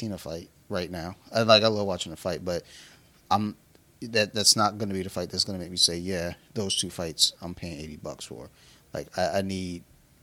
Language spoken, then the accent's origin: English; United States; I'm American